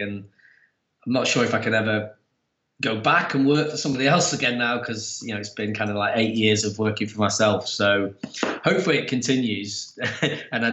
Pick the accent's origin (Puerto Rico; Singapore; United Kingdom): United Kingdom; Preston, North West England; moved away as an adult; now in Manchester, United Kingdom; I'm from a small town kind of about an hour away from here up in the Northwest called Preston.